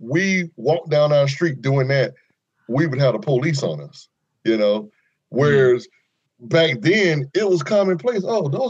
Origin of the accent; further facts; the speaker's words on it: Jacksonville, Florida, United States; I grew up here in Florida.